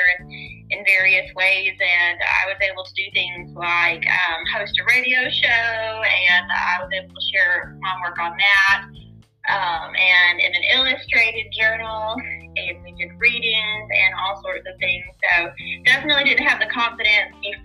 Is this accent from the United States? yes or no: yes; the South, United States; growing up in the South